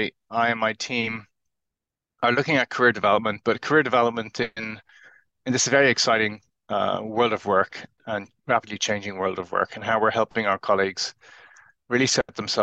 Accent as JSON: {"language": "English", "country": "Ireland", "moved": "yes", "lives_now": "Cambridge, United Kingdom", "said": "I'm originally from Ireland, now based in the UK, and I'm talking to you today from Cambridge."}